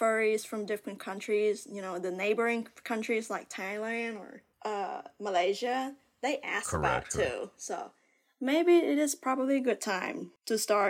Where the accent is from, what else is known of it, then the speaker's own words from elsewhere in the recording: Vietnam; now in United States; I moved to America. I love America, but I still appreciate my home country.